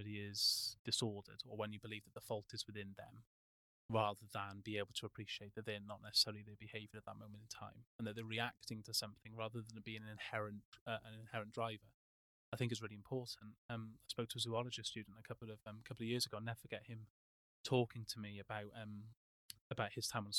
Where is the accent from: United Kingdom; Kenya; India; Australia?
United Kingdom; Wales; moved away; I'm Welsh